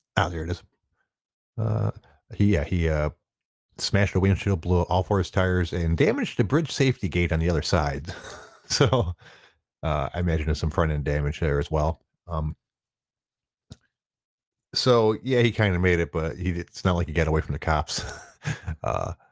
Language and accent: English; Detroit, Michigan, United States; I'm from the Detroit area